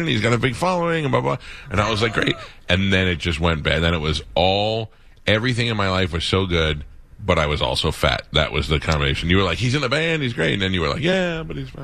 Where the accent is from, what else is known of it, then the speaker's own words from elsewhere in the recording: New York, United States; now in Florida, United States; I grew up in New York